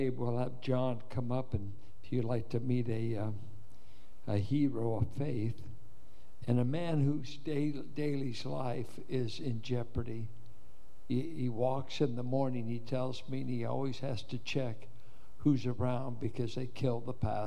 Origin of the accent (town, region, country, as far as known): United States